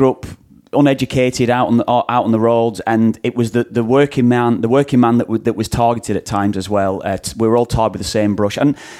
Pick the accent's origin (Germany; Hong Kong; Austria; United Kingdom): United Kingdom; England; I grew up in England. I grew up in a time when, in my mind, there was a lot of discrimination towards Irish people over in England